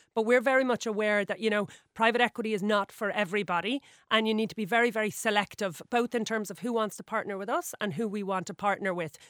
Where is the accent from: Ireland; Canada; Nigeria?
Ireland; Sutton, Leinster; grew up in Sutton, um, right beside the water